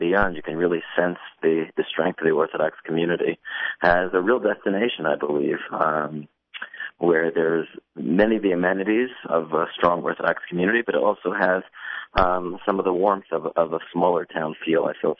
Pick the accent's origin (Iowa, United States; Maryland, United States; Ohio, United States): Maryland, United States; Silver Spring; moved away as an adult; now in Atlanta, United States; Yeah, so I was in Silver Spring when I grew up in Kent Mill Synagogue